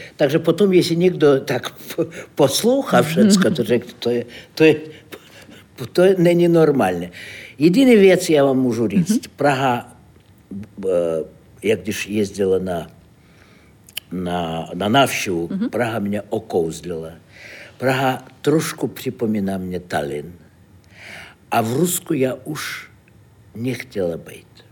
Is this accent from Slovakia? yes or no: no; Saint Petersburg, Russia; Czech is a second language; moved away as an adult; now in Prague, Czechia; Já jsem z Ruska, z Petrohradu.